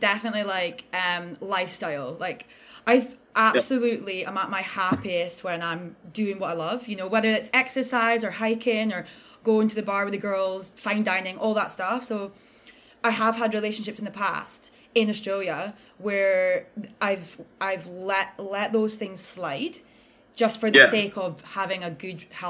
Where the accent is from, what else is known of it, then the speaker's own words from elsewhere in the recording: Aberdeen, Scotland, United Kingdom; where we're from, like we're British and Aberdeen